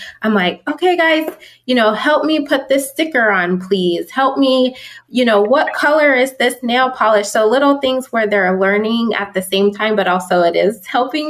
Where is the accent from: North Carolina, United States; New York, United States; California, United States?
California, United States; Southern; also born or lived in Pittsburgh, Pennsylvania / Las Vegas, Nevada; I grew up though in Southern California